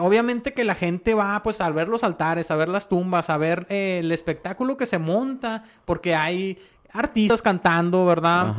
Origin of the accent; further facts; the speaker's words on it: Mexico; somos mexicanos